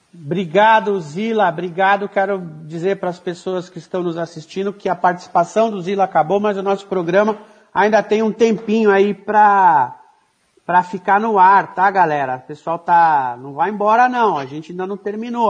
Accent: São Paulo, Brazil; also born or lived in Paraná; Eu sou da periferia, nasci, nasci no Paraná, mas passei a minha infância, a minha juventude toda em Guaianazes

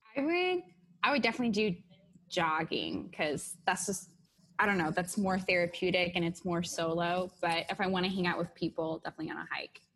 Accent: Seattle, Washington, United States; moved away; I'm from Seattle

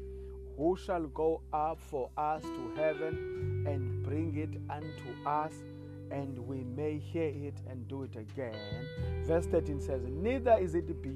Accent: South Africa; first language Xhosa; English is a second language; I am a Xhosa speaking guy from South Africa.

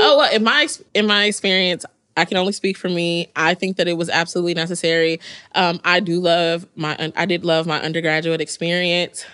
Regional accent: Mississippi, United States; now in New Jersey, United States; I was from Mississippi

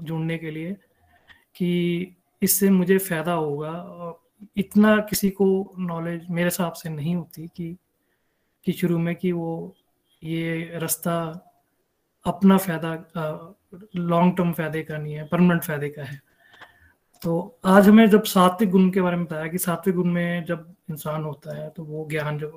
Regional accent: Denver, Colorado, United States; now in Denver, United States; हरी हरी बोल everyone … Denver Colorado से हूँ

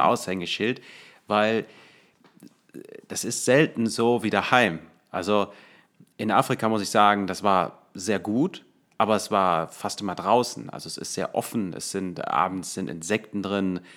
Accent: Germany; als äh, Deutscher

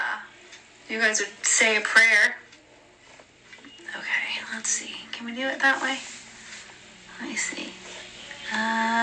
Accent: Midwest, United States; moved away; I grew up in the Midwest

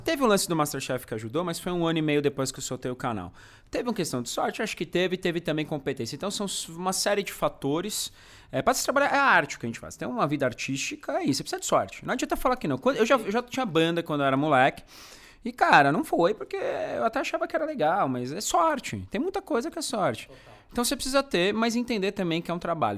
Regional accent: São Bernardo do Campo, São Paulo, Brazil; also born or lived in São Caetano do Sul; now in São Paulo, Brazil; de São Bernardo, uh, região metropolitana, enfim. Nasci lá, morei em São Caetano um tempo

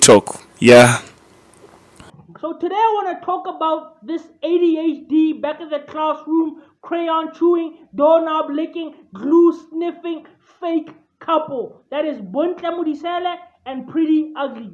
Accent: Gweru, Midlands, Zimbabwe; we are from Gweru

